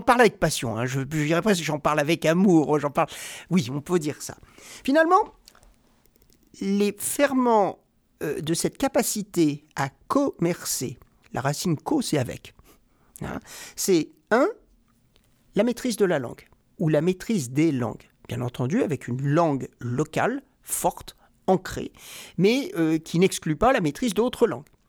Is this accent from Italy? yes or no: no; Rouen, Normandy, France; moved away as an adult; now in Sweden; je suis né à Rouen, en Normandie